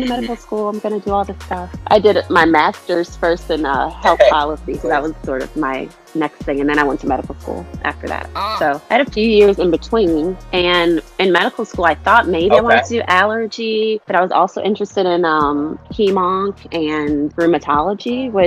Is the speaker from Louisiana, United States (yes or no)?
yes; New Orleans, Louisiana, United States; moved away; we're from New Orleans. We're super Southern folks. Mm-hmm. And, you know, grew up in a house where school was super important